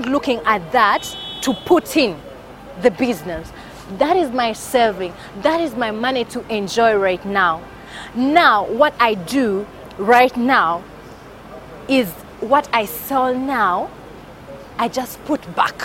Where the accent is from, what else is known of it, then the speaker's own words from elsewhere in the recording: Kampala, Central Region, Uganda; I'm from Uganda, Kampala.